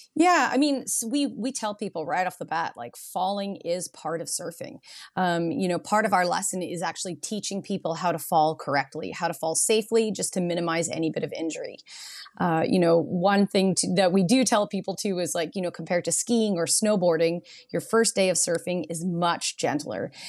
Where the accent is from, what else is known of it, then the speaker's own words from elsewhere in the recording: Nanaimo, British Columbia, Canada; now in Tofino, Canada; I grew up in Nanaimo